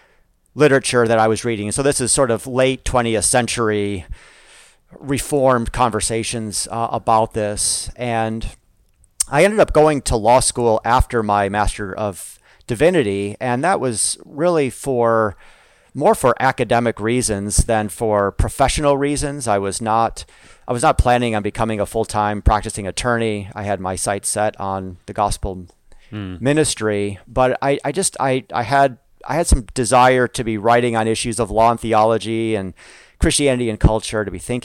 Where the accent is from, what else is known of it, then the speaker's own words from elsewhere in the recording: Chicago, Illinois, United States; now in California, United States; I grew up in the west suburbs of Chicago